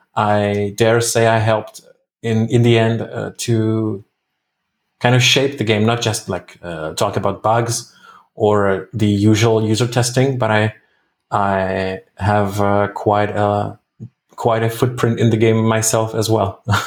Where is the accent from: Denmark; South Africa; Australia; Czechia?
Czechia; I'm from the Czech Republic